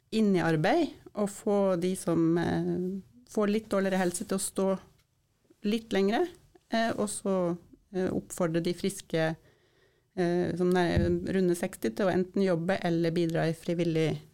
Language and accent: Norwegian; Sør-Varanger Municipality, Finnmark, Norway; moved away as an adult; jeg er født og oppvokst i Sør-Varanger kommune